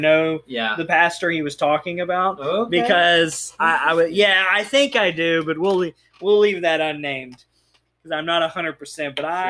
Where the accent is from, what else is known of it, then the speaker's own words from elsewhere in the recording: Texas, United States; Well, we are from Texas.